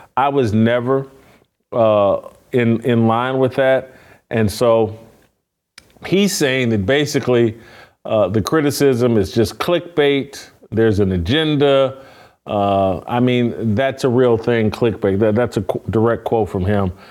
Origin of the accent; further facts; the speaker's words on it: Indianapolis, Indiana, United States; my hometown team.